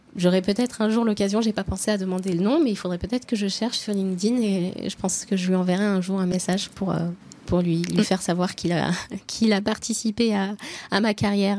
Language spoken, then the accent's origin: French; Oyonnax, Auvergne-Rhône-Alpes, France; moved away as an adult; also born or lived in Nantua; now in Lyon, France; Je suis lyonnaise depuis le début de mes études, euh, mais je suis originaire de d'Oyonnax